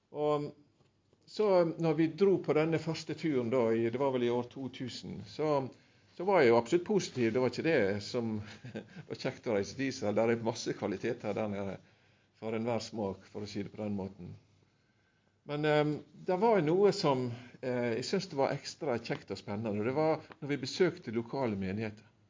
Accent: Sunnmøre, Møre og Romsdal, Norway; jeg er sunnmøring egentlig

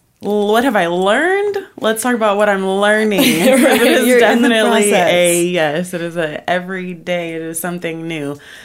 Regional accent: Chicago, Illinois, United States; Originally, I'm from Chicago, but I've been in Georgia forever. I lived in Vegas for a couple years and came back to Georgia.

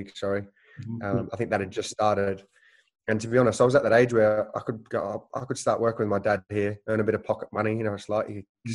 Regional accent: Langwarrin, Victoria, Australia; also born or lived in United Kingdom; now in Sunderland, United Kingdom; growing up in Langwarrin

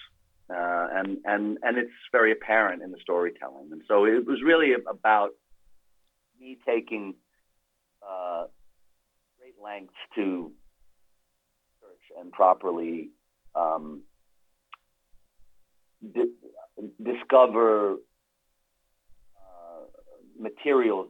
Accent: New York, United States; I grew up in New York

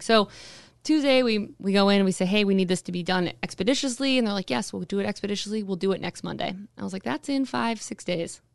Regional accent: Anchorage, Alaska, United States; I was born and raised, uh, here in Anchorage, uh, actually right down the street from the studio. I was, was born and raised in Spinard

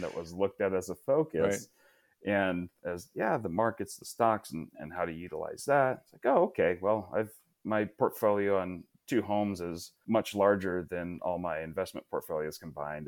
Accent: Portland area, Oregon, United States; growing up near the Portland area

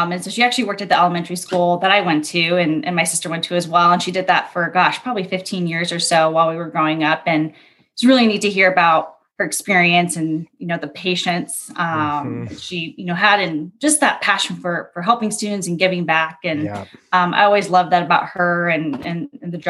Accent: San Diego, California, United States; moved away as an adult; also born or lived in Berkeley, California; I'm originally from San Diego.

